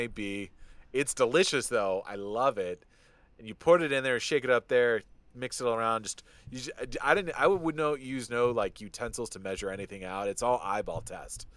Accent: just outside of Detroit, Michigan, United States; I grew up just outside of Detroit and Michigan

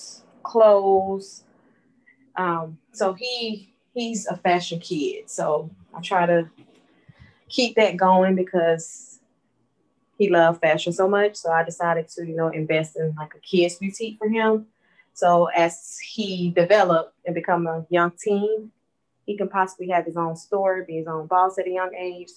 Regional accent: Pensacola, Florida, United States; moved away as an adult; now in Houston, United States; We are from Pensacola, Florida. That's where I was born and raised

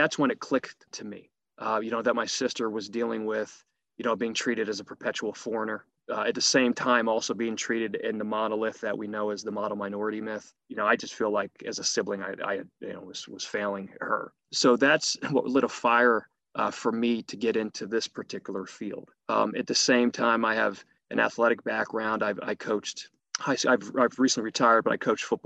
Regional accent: Harrisburg, Pennsylvania, United States; also born or lived in Bradford; I was born in Bradford, but raised in Harrisburg, Pennsylvania

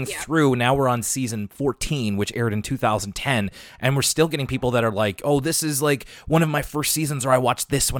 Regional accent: Halifax, Nova Scotia, Canada; I'm from Halifax, Nova Scotia

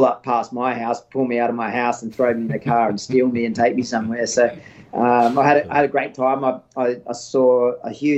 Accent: Australia; moved away as an adult; also born or lived in United States; a bit over a year and a half before I went back home to Australia

